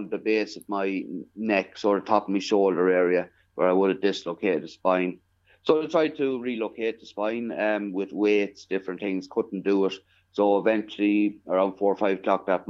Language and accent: English; Killoe, County Longford, Leinster, Ireland; I grew up in a small parish there in County Longford called Killow. It's about 4 miles outside of Longford town